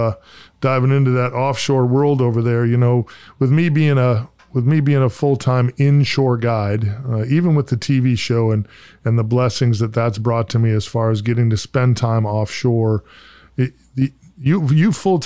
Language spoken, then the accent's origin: English; Oshkosh, Wisconsin, United States; moved away; I grew up in central Wisconsin, born and raised up there, a little town called Oshkosh